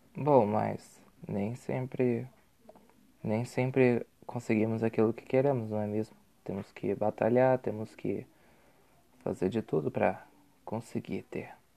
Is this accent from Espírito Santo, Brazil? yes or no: no; Curitiba, Paraná, Brazil; sou curitibano, sou brasileiro